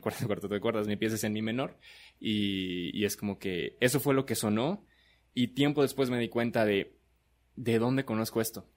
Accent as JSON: {"language": "Spanish", "region": "Chiapas", "country": "Mexico", "said": "Somos este de Chiapas, radicamos en Comitán"}